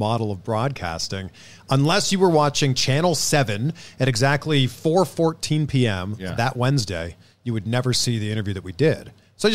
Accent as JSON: {"language": "English", "town": "Toronto", "region": "Ontario", "country": "Canada", "also_born_or_lived": "Cleveland / Miami / Fort Lauderdale", "moved": "as an adult", "lives_now": "Los Angeles, United States", "said": "Originally Toronto."}